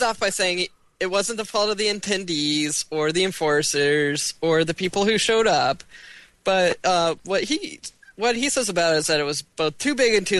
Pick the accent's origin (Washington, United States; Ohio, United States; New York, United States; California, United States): Washington, United States; Western; growing up in Western Washington